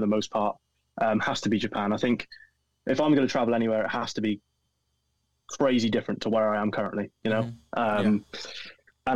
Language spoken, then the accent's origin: English; Welsh, Wales, United Kingdom; being Welsh